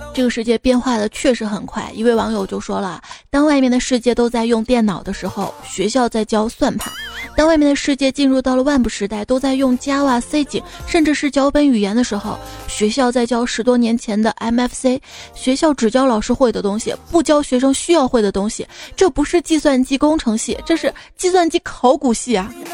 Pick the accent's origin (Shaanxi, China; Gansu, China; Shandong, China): Shaanxi, China; Xi'an; moved away; 我的家乡西安